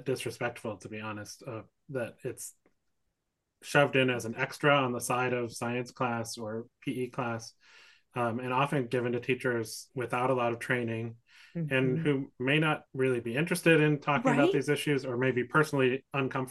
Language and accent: English; Wisconsin, United States; now in San Francisco, United States; I grew up in Wisconsin and went to middle school and high school